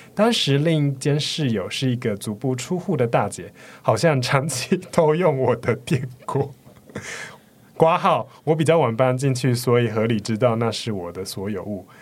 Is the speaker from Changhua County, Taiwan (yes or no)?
yes; Yuanlin, Changhua County, Taiwan; now in Taipei, Taiwan; 我是彰化的那个园林人，园林市人